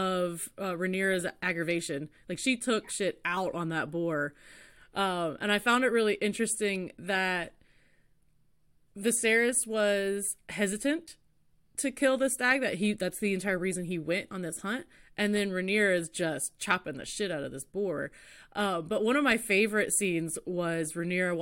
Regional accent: West Virginia, United States; I grew up hunting in West Virginia

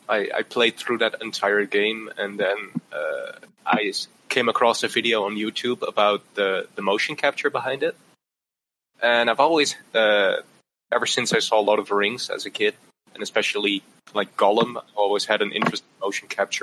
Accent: southern Netherlands, Netherlands; English is a second language; I'm from southern Netherlands.

